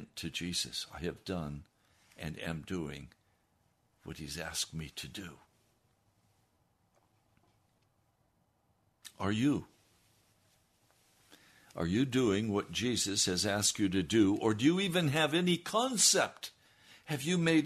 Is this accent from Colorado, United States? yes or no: yes; Denver, Colorado, United States; now in Washington, D.C., United States; I was born in Denver